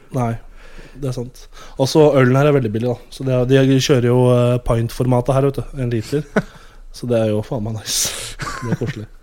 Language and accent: Norwegian; Norway; Jeg er fra Skandinavia